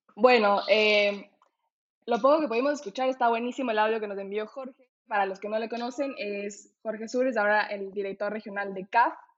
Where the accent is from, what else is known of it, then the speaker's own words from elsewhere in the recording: Ecuador; soy de Ecuador